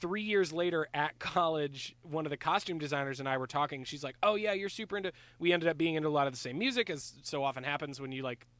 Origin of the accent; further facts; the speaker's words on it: Lake Jackson, Texas, United States; In my hometown in Lake Jackson